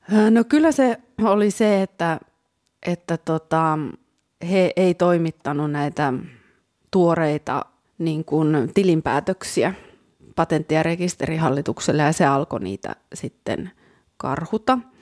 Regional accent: Kälviä, Central Ostrobothnia, Finland; moved away; mun kotikunta Käläviä

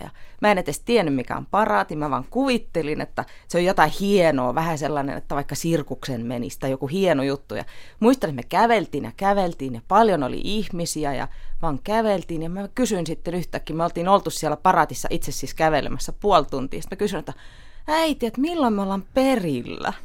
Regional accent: Tallinn, Harju County, Estonia; now in Finland; olen Virosta kotoisin

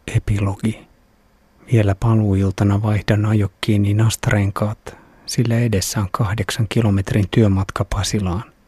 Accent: Finland; olen Suomesta

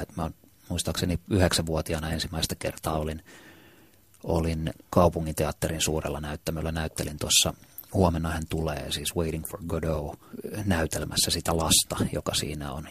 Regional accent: Helsinki, Uusimaa, Finland; Kumpulassa, jossa, josta mä oon kotoisin, niin lähestulkoon kaikki semmoiset jotenkin rakkaimmat muistot ja kaikkein makeimmat muistot lapsuudesta

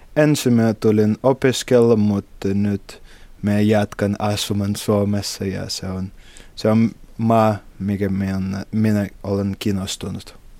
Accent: Saint Petersburg, Russia; Finnish is a second language; moved away as an adult; now in Imatra, Finland; me olen kotoisin Pietristä.

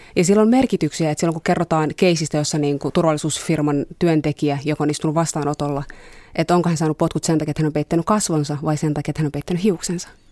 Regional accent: Tampere, Pirkanmaa, Finland; now in Helsinki, Finland; mä oon kasvanut Tampereella

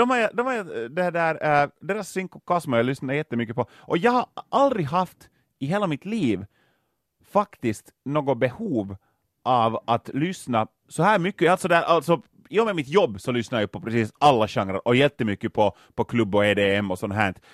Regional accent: Lapinjärvi, Uusimaa, Finland; Inte så många fanns det inte faktiskt hemma i Lappträsk.

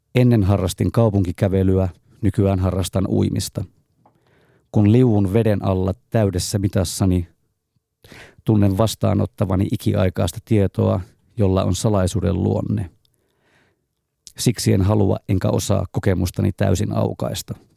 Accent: Raahe, North Ostrobothnia, Finland; moved away as an adult; also born or lived in Turku; now in Helsinki, Finland; Synnyin Helsingissä, tulin täysi-ikäiseksi Raahessa, asuin neljä vuotta Turussa ja sitä lähtien Helsingissä.

